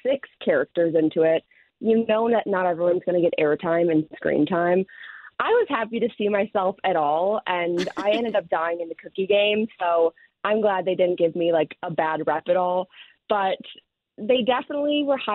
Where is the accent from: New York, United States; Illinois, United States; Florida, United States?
Illinois, United States; Chicago; I'm from the South Side, but living in the city now